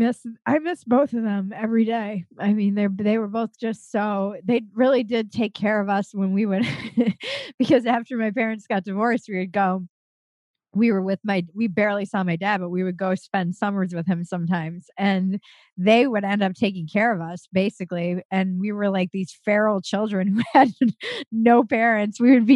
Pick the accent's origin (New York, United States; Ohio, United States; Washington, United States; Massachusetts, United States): New York, United States; New York City; born there; also born or lived in Connecticut / Minnesota; I was born in New York City and then moved every year and a half. We were in Connecticut. We were in Minnesota. We were kind of all over the United States. But my family's from Rhode Island.